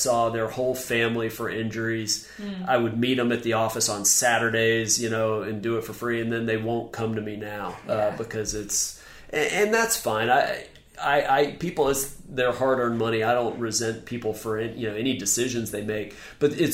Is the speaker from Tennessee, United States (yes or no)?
yes; Memphis, Tennessee, United States; now in Charleston, United States; I'm from Memphis